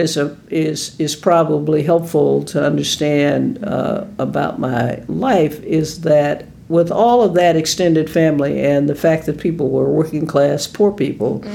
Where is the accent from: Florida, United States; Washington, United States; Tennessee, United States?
Tennessee, United States; Nashville; I'm from Nashville, Tennessee, Davidson County, and I grew up in a very poor family